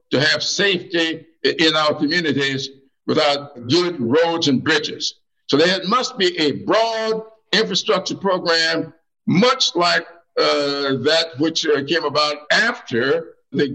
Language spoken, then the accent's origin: English; the South, United States; I've had the experience of growing up in the South